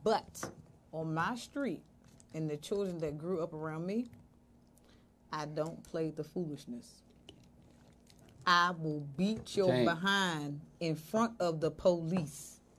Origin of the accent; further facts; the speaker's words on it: Washington, District of Columbia, United States; now in Washington, United States; I'm not originally from Southeast. I'm from Uptown.